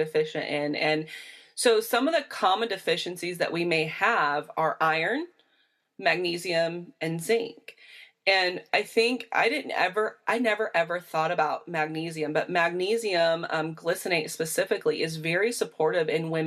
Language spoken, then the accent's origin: English; Indiana, United States; where I come from in Indiana